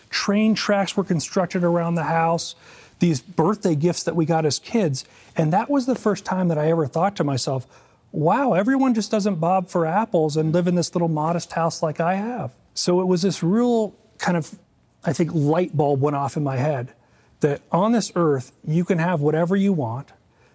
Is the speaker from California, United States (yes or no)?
yes; San Diego, California, United States; born and raised in Southern California, more specifically in San Diego.